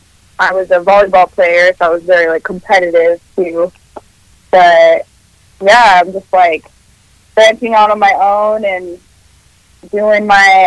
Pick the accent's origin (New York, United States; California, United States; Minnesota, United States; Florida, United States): California, United States; Sacramento; first language Spanish; English is a second language; I'm from Sacramento, born and raised.